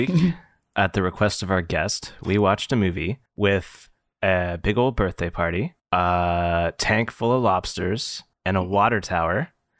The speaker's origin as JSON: {"language": "English", "region": "West Virginia", "country": "United States", "tie": "born or raised there", "said": "I am from West Virginia."}